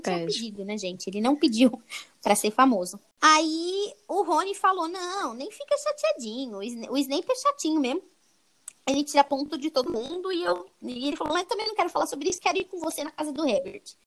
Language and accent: Portuguese; São Paulo, Brazil; a gente é de São Paulo